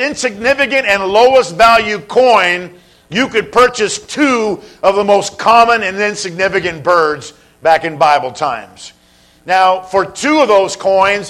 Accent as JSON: {"language": "English", "region": "Southern California", "country": "United States", "tie": "born or raised there", "said": "I've been growing up in Southern California"}